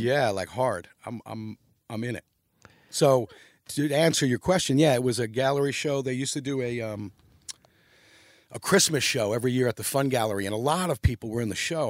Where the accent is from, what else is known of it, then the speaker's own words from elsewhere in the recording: New York City, New York, United States; also born or lived in Long Island; I was born in Long Island, but I grew up in New York City